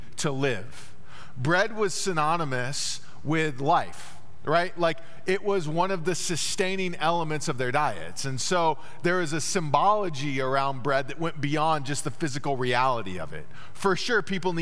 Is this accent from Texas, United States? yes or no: yes; Dallas, Texas, United States; moved away; also born or lived in Terre Haute, Indiana; growing up in Dallas